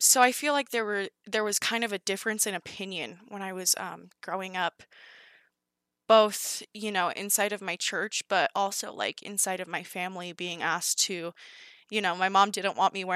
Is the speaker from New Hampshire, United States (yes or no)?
no; California, United States; when I was in first and second grade, I was growing up in California